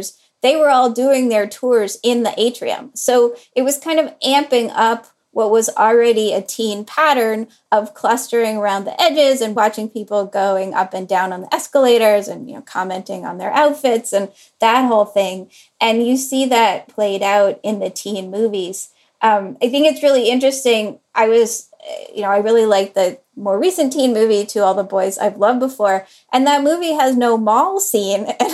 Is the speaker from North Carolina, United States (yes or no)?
yes; Durham, North Carolina, United States; my niece and nephew are growing up in Durham, North Carolina, which is where I grew up.